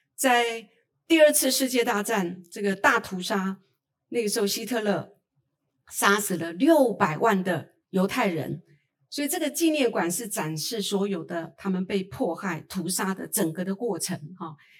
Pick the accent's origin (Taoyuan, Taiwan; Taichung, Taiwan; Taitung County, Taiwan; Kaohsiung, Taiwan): Taitung County, Taiwan; 我来自台东，呃，卑南族